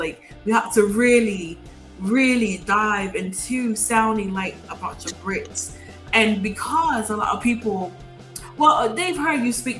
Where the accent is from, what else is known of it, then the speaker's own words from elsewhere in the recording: New Zealand; Okay, and me, I'm from New Zealand, so things are a little bit different